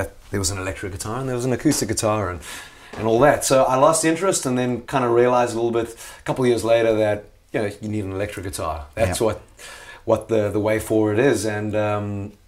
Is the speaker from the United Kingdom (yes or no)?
no; South Africa; growing up in South Africa